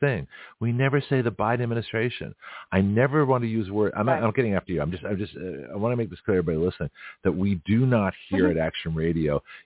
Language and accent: English; the South, United States; accent: Southern; my apologies to my redneck brethren with my accent, but that's how we do it around here